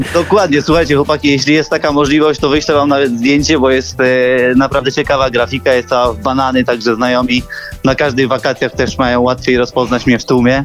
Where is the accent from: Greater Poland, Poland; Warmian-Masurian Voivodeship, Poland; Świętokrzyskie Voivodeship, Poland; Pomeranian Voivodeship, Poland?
Greater Poland, Poland; Poznań; jestem z Poznania